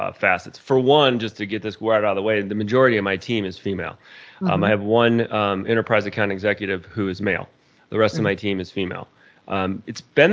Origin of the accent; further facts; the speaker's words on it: Indiana, United States; now in Colorado, United States; I grew up in Indiana and moved out to Colorado